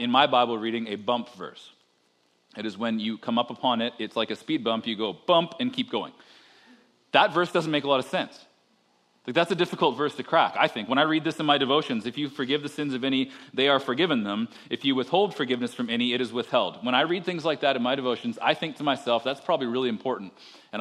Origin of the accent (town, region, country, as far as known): Canada